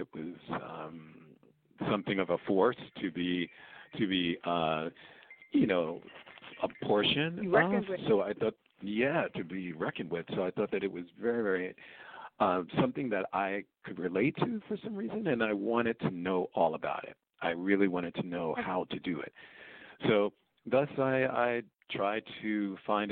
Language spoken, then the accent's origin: English; New York City, New York, United States; I grew up in Queens, New York